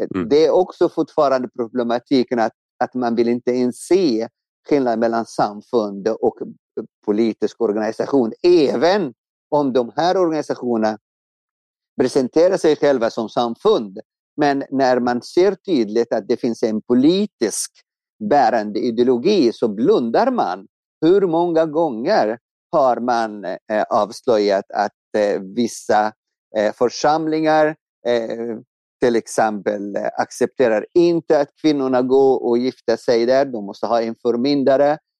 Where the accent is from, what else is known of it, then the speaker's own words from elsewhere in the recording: Egypt; now in Sweden; jag växte upp i Egypten